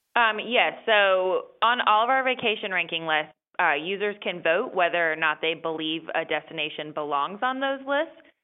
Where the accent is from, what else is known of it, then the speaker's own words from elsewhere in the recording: North Carolina, United States; moved away as an adult; now in Washington, D.C., United States; I was raised in North Carolina